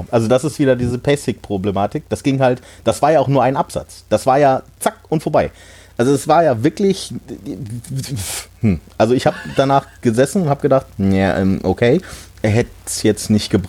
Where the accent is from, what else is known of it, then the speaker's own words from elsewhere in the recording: Hanover, Lower Saxony, Germany; neben Hannover, äh, wo ich herkomme